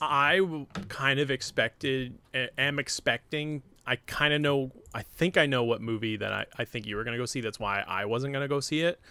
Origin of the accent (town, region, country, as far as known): New Hampshire, United States; born or raised there; moved away